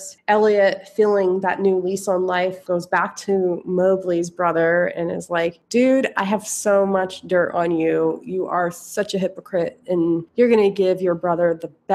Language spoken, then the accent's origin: English; Philadelphia, Pennsylvania, United States; moved away; also born or lived in New York; where I grew up in Philadelphia